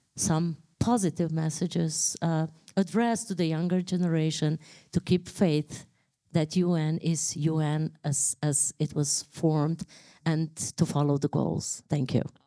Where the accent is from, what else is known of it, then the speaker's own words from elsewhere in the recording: Slovenia; moved away as an adult; now in Ohio, United States; I'm coming from Slovenia, and I'm a consul general here in Ohio.